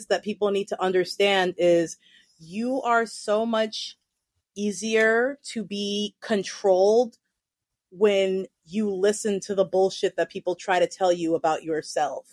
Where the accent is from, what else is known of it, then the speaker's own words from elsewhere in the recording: New York City, New York, United States; also born or lived in Eugene, Oregon; I was born and raised in New York City. I have lived here my entire life except for a year and a half that I lived in Eugene, Oregon when I was 13